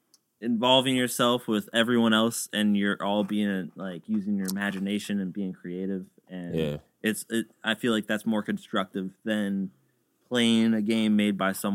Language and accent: English; Philadelphia, Pennsylvania, United States; I'm from South Philly, born and raised.